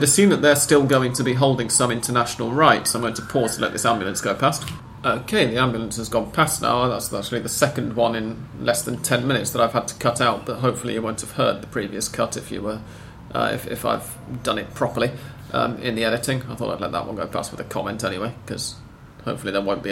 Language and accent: English; United Kingdom; as a Brit